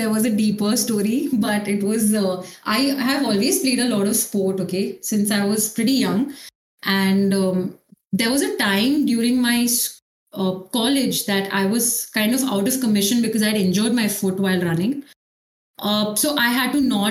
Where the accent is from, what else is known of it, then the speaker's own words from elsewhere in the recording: Mumbai, Maharashtra, India; I played for a club in Mumbai. So it was YMCA. And then after that, I also got a chance to represent like the states. So I was playing for Maharashtra, like till 11th, 12th